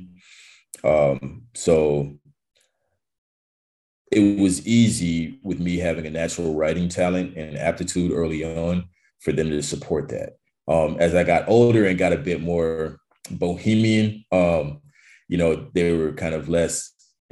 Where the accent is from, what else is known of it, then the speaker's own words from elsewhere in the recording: North Carolina, United States; moved away as an adult; also born or lived in New York; now in Los Angeles, United States; I grew up in North Carolina, and I guess that's what I consider home